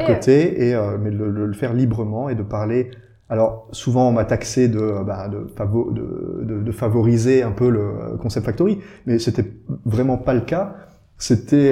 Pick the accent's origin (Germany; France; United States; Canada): France; Briey area, eastern France, Grand Est; now in Luxembourg; je suis originaire du, de, côté de Brié